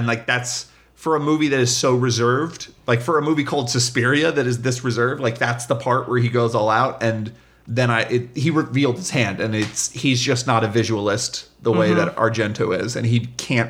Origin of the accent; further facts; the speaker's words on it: United States; but I'm an American viewer. So that's going to be the thing I relate to.